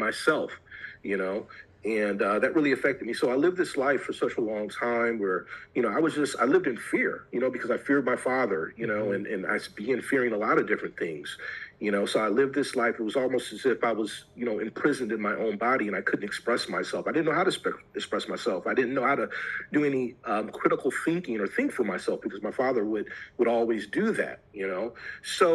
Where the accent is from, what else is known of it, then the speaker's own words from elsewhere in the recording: Detroit, Michigan, United States; I grew up in the Metro Detroit area